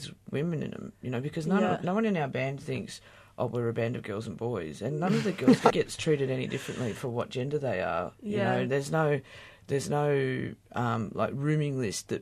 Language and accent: English; Australia; I'm an Australian musician